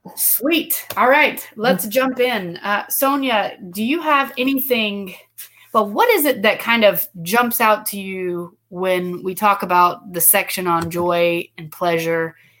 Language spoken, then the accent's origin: English; United States; also born or lived in Guatemala; as an American, you know, someone who's grown up in an American culture